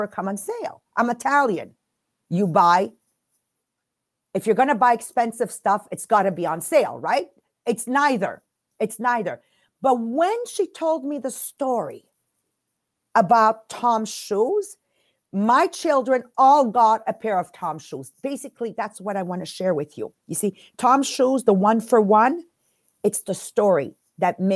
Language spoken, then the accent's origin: English; Montreal, Quebec, Canada; English is a second language; We're from Montreal, Quebec. We do a French podcast.